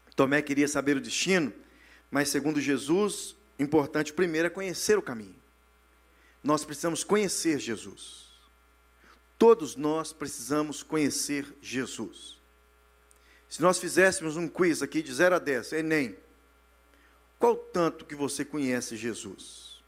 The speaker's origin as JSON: {"language": "Portuguese", "country": "Brazil", "moved": "yes", "said": "Nós que saímos do Brasil"}